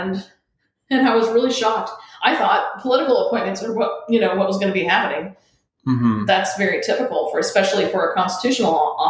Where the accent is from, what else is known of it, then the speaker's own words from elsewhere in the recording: Ormond Beach, Florida, United States; now in Palm Coast, United States; I'm originally from Ormond Beach, so I moved up north here to Palm Coast, about 25 minutes up the road